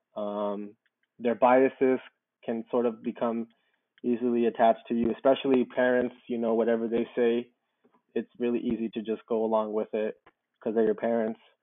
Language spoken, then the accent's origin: English; Southern California, United States; also born or lived in Mexico; I was raised out here in Southern California